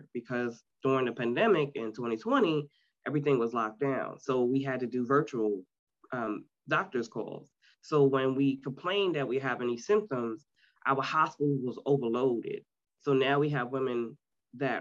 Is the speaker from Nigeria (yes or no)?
no; New York City, New York, United States; now in Myrtle Beach, United States; I was born and raised in Queens, New York City